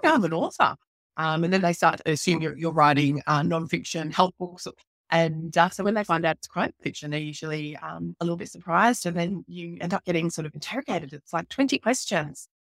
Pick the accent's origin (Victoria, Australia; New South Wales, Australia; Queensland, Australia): Queensland, Australia; Townsville; my hometown where I'm living now, which is up in, uh, North Queensland in Townsville